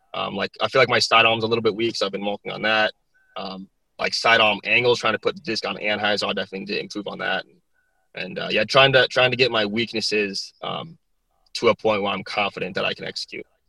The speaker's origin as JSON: {"language": "English", "region": "South Dakota", "country": "United States", "tie": "born or raised there", "also_born_or_lived": "Texas", "moved": "yes"}